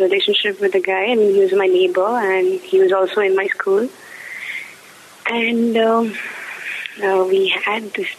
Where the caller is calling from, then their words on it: Bangalore, Karnataka, India; Yeah, I'm calling from Bangalore. I first caller who called from Bangalore.